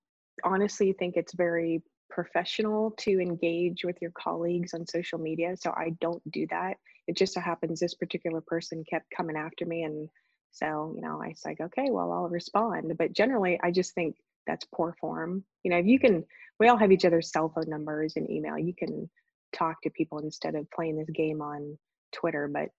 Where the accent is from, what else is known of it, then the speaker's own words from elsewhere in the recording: Youngstown, Ohio, United States; Well, yeah, I mean, Youngstown, both of my parents worked in a steel mill. Both of my grandparents, or grandfathers, I should say, worked in a steel mill.